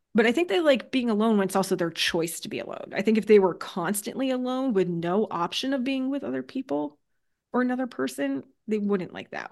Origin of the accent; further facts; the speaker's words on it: Connecticut, United States; now in New Hampshire, United States; Originally, I'm from Connecticut